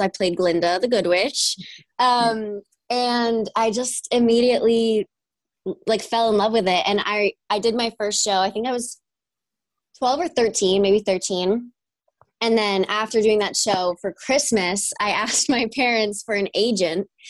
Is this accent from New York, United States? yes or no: yes; New York, United States; moved away; I'm from New York. I grew up in a little small town